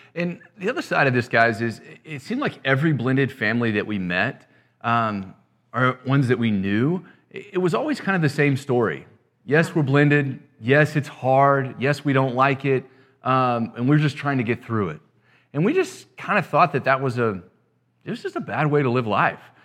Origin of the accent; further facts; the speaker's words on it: West Texas, United States; I'm originally from West Texas, too